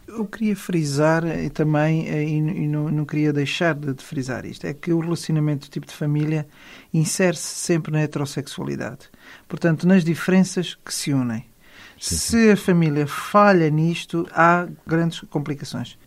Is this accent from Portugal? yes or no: yes; Portugal; todos nós somos portugueses